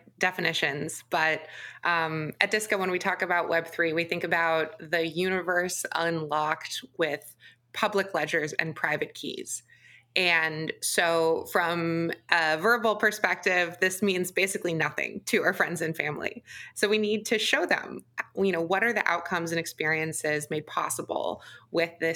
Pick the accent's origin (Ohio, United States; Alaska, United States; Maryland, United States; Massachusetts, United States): Ohio, United States; Chesterland; moved away; I grew up just east of Cleveland in a town called Chesterland in Geauga County